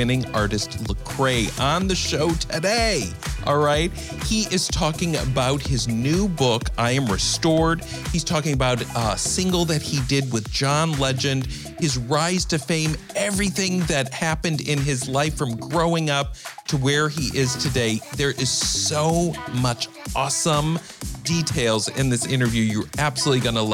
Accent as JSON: {"language": "English", "region": "Midwest", "country": "United States", "tie": "born or raised there", "said": "I grew up in the Midwest"}